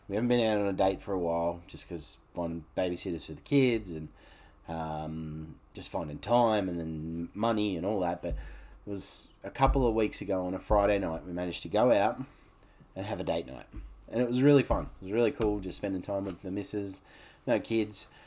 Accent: Canberra, Australian Capital Territory, Australia; growing up in Canberra, we used to catch the bus to the Woden shopping centre

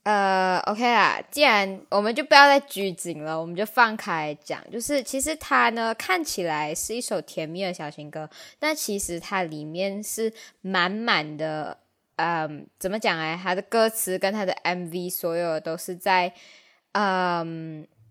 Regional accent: Malaysia; 我们马来西亚人

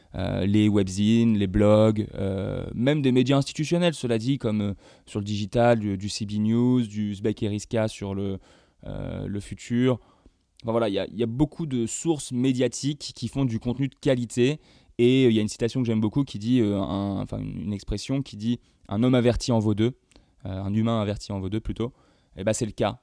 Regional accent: Évreux, Normandy, France; moved away; also born or lived in Rouen; je viens d'Evreux. petit village, euh, petite ville euh, du fin fond de la Normandie, euh, ici passe rien, voilà, donc je suis vite parti.

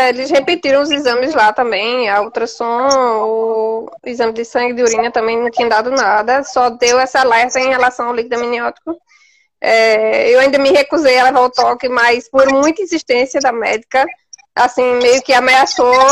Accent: Garanhuns, Pernambuco, Brazil; Sou de Garanhuns, Pernambuco.

